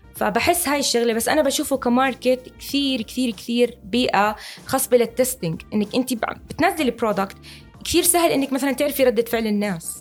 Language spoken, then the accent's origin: Arabic; Jordan; عندنا بالأردن